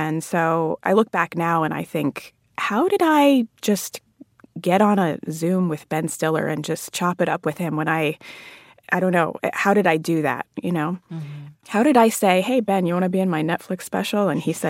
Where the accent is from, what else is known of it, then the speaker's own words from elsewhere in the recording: Jamaica; now in United States; come to this country from a majority Black country like mm-hmm. Jamaica, and you think of yourself as Jamaican because culturally you are Jamaican.